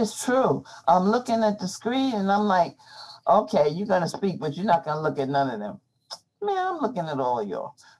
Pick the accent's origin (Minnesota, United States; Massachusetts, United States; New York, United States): New York, United States; New York City; I grew up in Brooklyn at that time